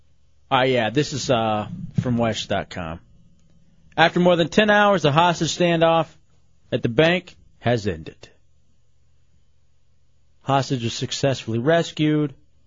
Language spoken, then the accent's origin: English; Houston, Texas, United States; now in Orlando, United States; when I was growing up in Houston